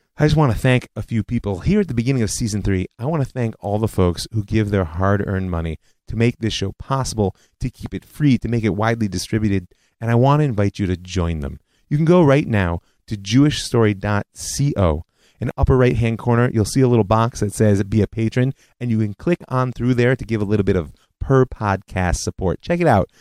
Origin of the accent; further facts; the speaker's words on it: United States; moved away; when I was growing up in the States